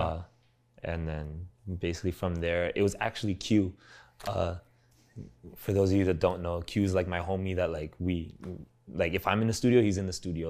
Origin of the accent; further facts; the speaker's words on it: Toronto, Ontario, Canada; accent: Toronto slang; also born or lived in Los Angeles, United States; the Toronto slang that was just so ingrained in me, just growing up in Scarborough and just being with my homies all day